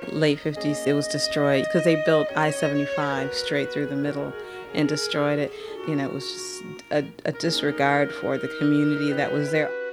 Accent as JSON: {"language": "English", "town": "Detroit", "region": "Michigan", "country": "United States", "tie": "born or raised there", "said": "Growing up in Detroit"}